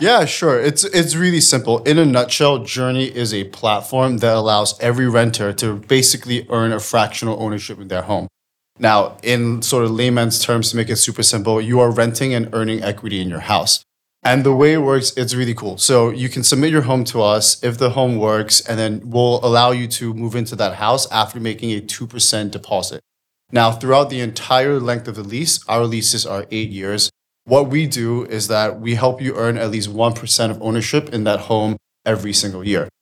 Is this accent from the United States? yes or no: no; Singapore; moved away as an adult; now in England, United Kingdom; I'm from Singapore originally, but I've been in England for about nine years now